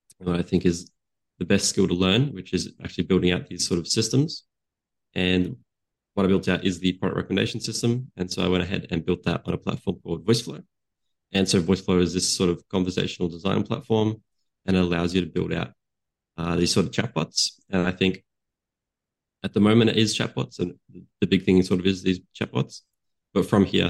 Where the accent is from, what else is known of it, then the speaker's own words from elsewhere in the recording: Australia; I had worked with a client. here in Australia. So I'm from Australia